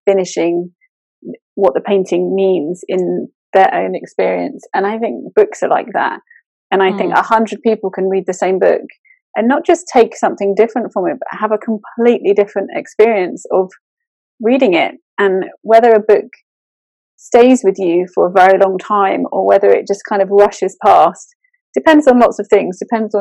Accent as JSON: {"language": "English", "region": "England", "country": "United Kingdom", "said": "I'm very British over here"}